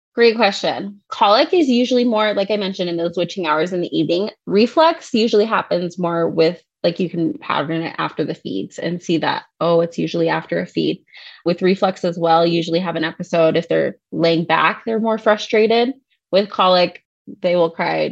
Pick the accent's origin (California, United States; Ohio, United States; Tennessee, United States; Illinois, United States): Ohio, United States; moved away; I'm originally from Ohio. I grew up there and then went out to school for nursing school.